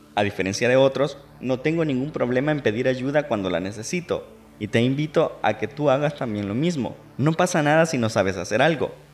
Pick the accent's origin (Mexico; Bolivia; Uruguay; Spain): Mexico